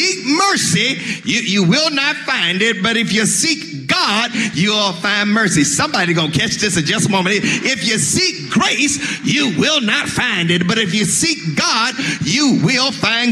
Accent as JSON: {"language": "English", "region": "Mississippi", "country": "United States", "said": "I'm from Mississippi"}